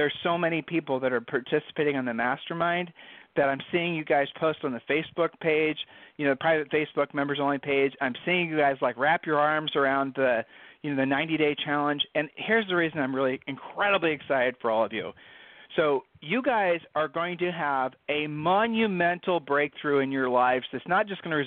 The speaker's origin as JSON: {"language": "English", "region": "Ohio", "country": "United States", "said": "we're from Ohio"}